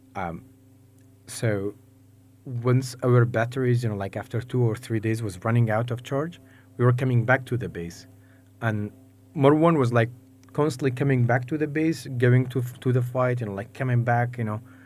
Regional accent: Mosul, Nineveh, Iraq; growing up in Mosul

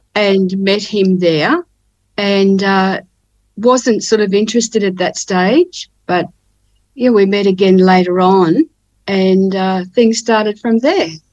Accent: Ipswich, Queensland, Australia; now in Cairns, Australia; I was born in Ipswich, which is near Brisbane in Queensland

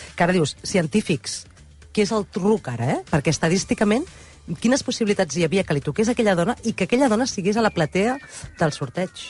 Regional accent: Catalonia, Spain; som catalans

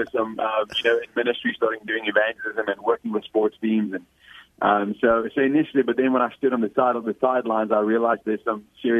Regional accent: South Africa; Well, firstly, when you say where I'm from South Africa, obviously, as you just alluded.

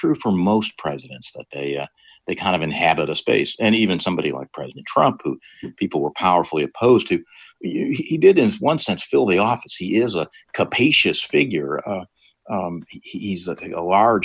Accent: Rochester, New York, United States; also born or lived in Northfield, Minnesota; now in Minnesota, United States; I'm actually from Western New York, as you say, from Rochester

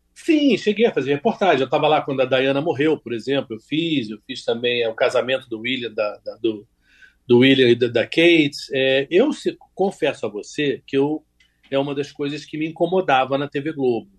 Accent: Rio de Janeiro, Brazil; eu sou do Rio de Janeiro

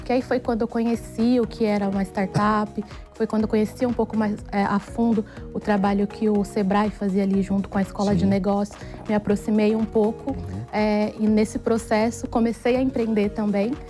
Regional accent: interior of São Paulo state, Brazil; moved away as an adult; now in São Paulo, Brazil; sou do interior do estado de São Paulo, moro aqui em São Paulo há 13 anos

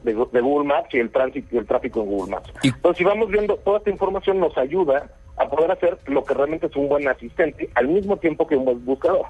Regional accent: Mexico; yo soy mexicano

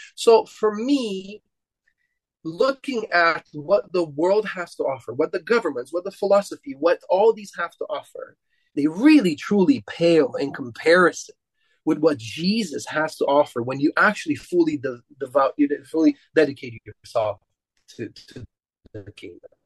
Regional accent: Romania; I'm Romanian and we come from the Romans.

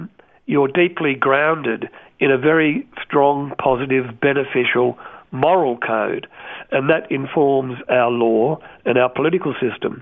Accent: Melbourne, Victoria, Australia; I grew up in Broadmeadows in Melbourne, Housing Commission estate

